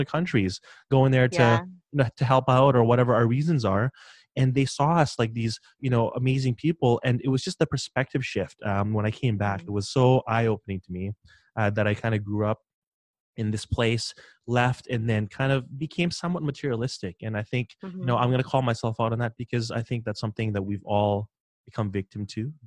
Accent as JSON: {"language": "English", "country": "Philippines", "moved": "yes", "said": "I'm from the Philippines"}